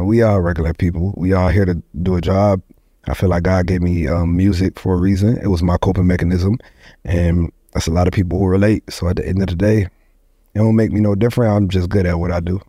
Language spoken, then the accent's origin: English; Syracuse, New York, United States; born or raised there; also born or lived in Ithaca, New York / Goose Creek, South Carolina; now in North Carolina, United States